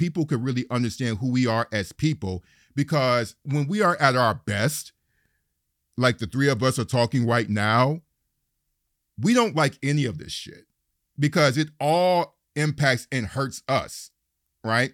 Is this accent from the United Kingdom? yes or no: no; Detroit, Michigan, United States; also born or lived in Ukraine; now in Brooklyn, United States; I was born and raised in Detroit, Michigan, the largest black city in the United States. And I'm, a resident, longtime resident of Brooklyn, New York